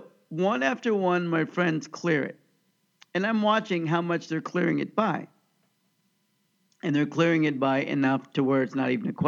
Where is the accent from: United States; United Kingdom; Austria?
United States; Overland Park, Kansas; I grew up in Oakland Park, Kansas.